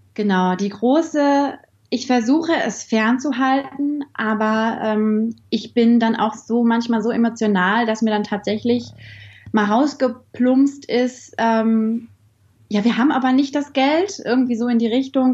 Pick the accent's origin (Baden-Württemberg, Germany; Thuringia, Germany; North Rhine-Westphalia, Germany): North Rhine-Westphalia, Germany; Bielefeld; Ich komme aus Bielefeld